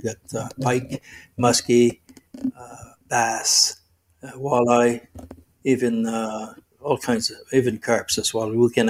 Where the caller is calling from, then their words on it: Rockland, Ontario, Canada; Well, right now I'm in Rockland, Ontario. It's about 30 kilometers east of Ottawa, national capital of Canada.